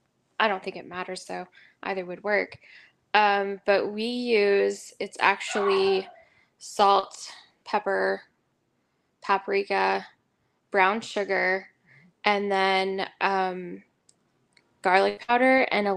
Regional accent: Oklahoma, United States; We're from Oklahoma. Get it right.

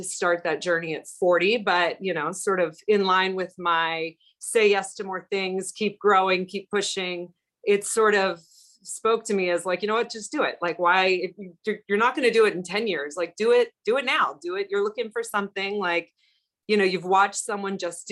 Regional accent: Florida, United States; I grew up in Florida

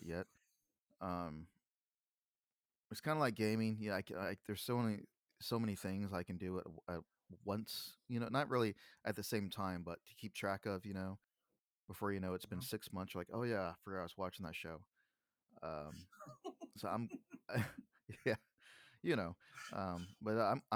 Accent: Texas, United States; I'm from Texas

